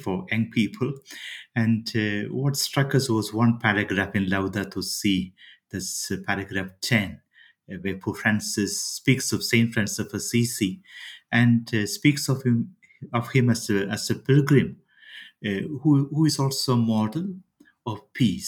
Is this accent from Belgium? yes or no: no; India; I come from India